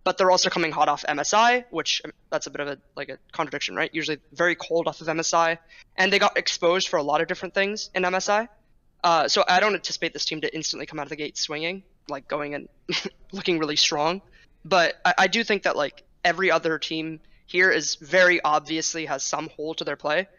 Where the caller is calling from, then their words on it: San Francisco, California, United States; Normally, I'm in like Santa Monica, but not right now. I'm in SF.